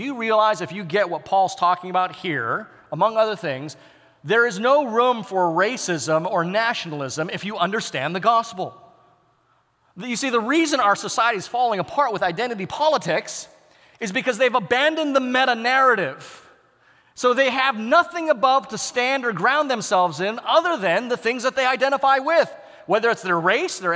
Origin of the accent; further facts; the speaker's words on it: United States; I'm embedded in a cultural context as an American